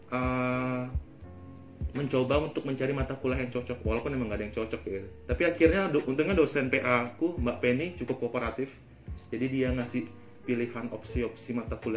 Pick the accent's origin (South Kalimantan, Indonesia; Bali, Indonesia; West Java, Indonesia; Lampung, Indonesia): Bali, Indonesia; Dan aku dari Bali jadi ya